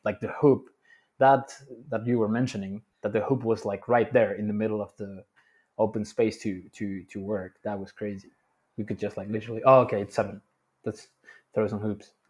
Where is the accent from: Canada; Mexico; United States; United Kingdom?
Mexico; Mexico City; moved away as an adult; also born or lived in Dubai; Born and raised in Mexico City for twenty-five years.